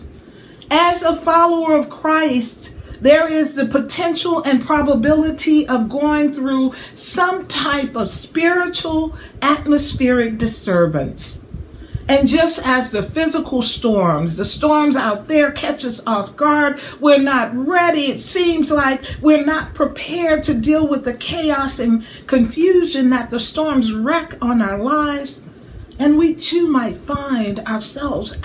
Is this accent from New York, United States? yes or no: no; southern Louisiana, United States; now in Middle Tennessee, United States; Having grown up in southern Louisiana, I know a little bit about hurricanes